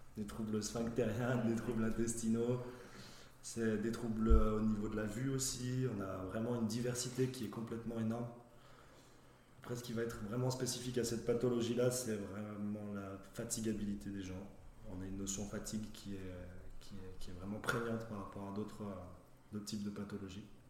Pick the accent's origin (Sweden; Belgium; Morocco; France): France; Saint-Étienne, Auvergne-Rhône-Alpes; ma région d'origine, de Saint-Étienne